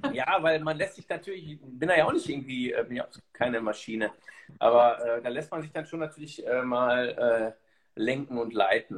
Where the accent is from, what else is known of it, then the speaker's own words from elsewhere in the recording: Germany; ich bin ja selber Deutscher